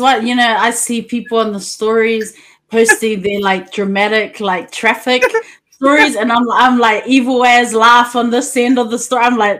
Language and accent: English; Auckland, New Zealand; now in Japan; New Zealand, Auckland City. That's where we're from. We're from Auckland. It's a multicultural society.